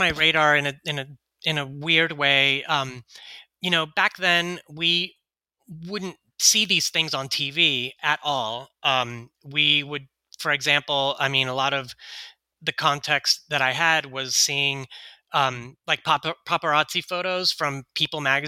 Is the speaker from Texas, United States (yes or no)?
yes; Houston, Texas, United States; Shannon and I grew up in Houston, Texas